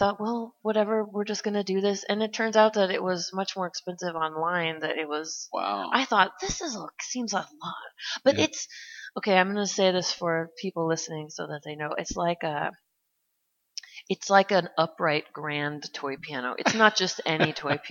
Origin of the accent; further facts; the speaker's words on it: Tualatin, Oregon, United States; also born or lived in Santa Fe; I grew up in Tualatin.